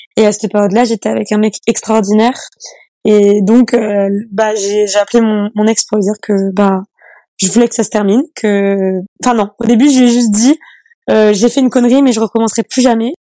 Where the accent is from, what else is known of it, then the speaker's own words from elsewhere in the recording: Annecy, Auvergne-Rhône-Alpes, France; je viens d'une petite commune qui s'appelle, euh, enfin d'une petite ville qui s'appelle Annecy c'est en Haute-Savoie